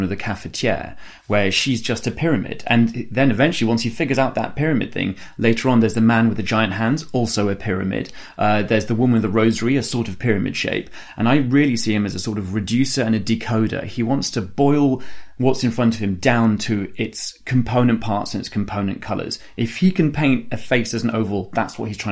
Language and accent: English; near Mont Sainte-Victoire, Provence-Alpes-Côte d'Azur, France; now in United Kingdom; So I grew up in France and I go back there every summer, and I grew up near Mont-Sainte-Victoire